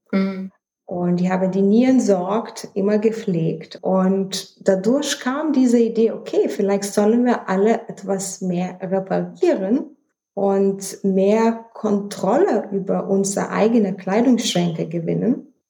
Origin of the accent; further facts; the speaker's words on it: Vilnius, Vilnius County, Lithuania; German is a second language; moved away as an adult; now in Düsseldorf, Germany; Also, ursprünglich komme ich aus Litauen. Ich bin in Hauptstadt Vilnius geboren und ich bin nach Düsseldorf geheiratet